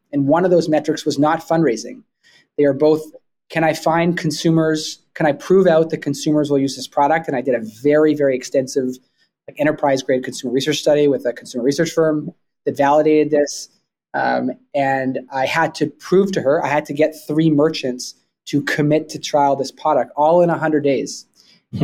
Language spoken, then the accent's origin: English; Vancouver, British Columbia, Canada; also born or lived in Toronto; I grew up in I grew up in Vancouver, Canada